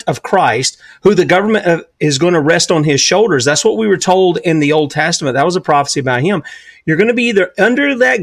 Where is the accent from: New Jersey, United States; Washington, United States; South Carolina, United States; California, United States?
South Carolina, United States; I'm the redneck from South Carolina